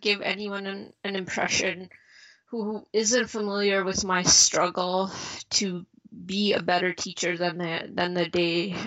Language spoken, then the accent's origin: English; Chicago, Illinois, United States; also born or lived in India / Philadelphia; I grew up in suburbs of Chicago.